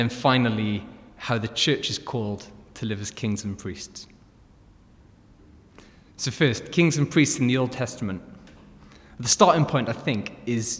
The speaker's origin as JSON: {"language": "English", "region": "South Wales", "country": "United Kingdom", "tie": "born or raised there", "moved": "yes", "said": "If my accent didn't give it away already, I grew up in South Wales"}